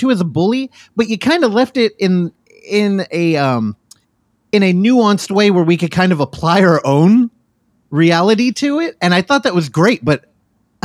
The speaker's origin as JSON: {"language": "English", "town": "Daly City", "region": "California", "country": "United States", "tie": "born or raised there", "also_born_or_lived": "Pacifica, California", "said": "I grew up in Daly City, which is like 10 minutes away from San Francisco, but I went to high school in the valley of Pacifica"}